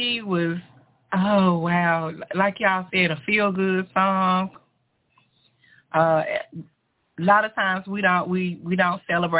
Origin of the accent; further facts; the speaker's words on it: Memphis, Tennessee, United States; I'm from Memphis, Tennessee